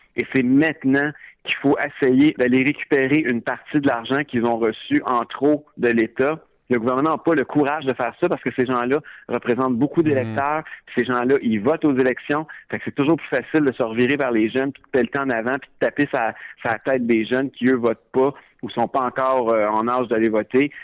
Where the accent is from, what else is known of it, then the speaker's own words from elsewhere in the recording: Quebec, Canada; en tant que Québécois, en tant que jeune